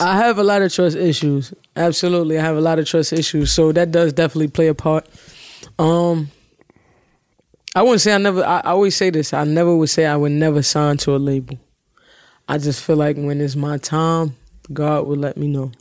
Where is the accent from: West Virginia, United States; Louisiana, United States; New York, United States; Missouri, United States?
New York, United States; New York City; I'm from the city or whatever, I'm from Brooklyn